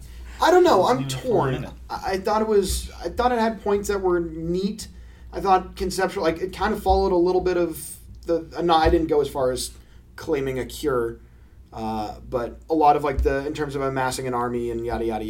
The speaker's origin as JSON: {"language": "English", "town": "Boston", "region": "Massachusetts", "country": "United States"}